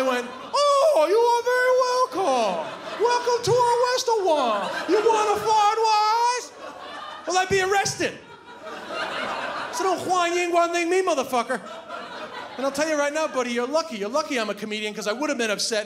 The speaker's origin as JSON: {"language": "English", "country": "Ireland", "tie": "born or raised there", "also_born_or_lived": "New York / China", "said": "I'm from New York, I grew up in Ireland, but I actually spent 2 years living in China"}